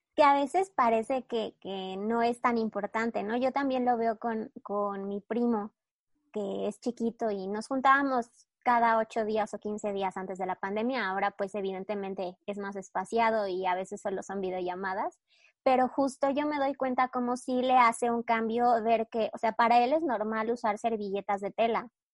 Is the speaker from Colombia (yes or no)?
no; Mexico